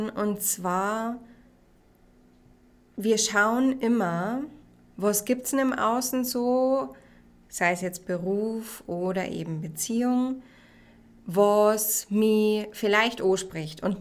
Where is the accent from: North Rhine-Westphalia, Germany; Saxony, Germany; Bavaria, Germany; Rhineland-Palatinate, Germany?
Bavaria, Germany; Regensburg; ich bin 29 und ich komme aus Regensburg.